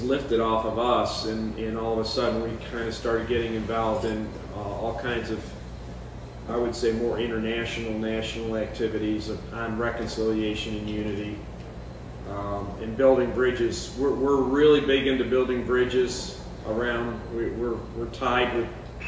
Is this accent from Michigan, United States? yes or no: no; New York, United States; now in Augusta, United States; I'm from New York